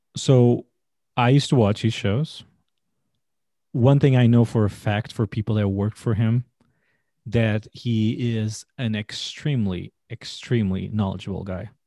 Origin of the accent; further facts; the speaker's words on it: Portugal; English is a second language; moved away as an adult; now in United States; born and raised in Portugal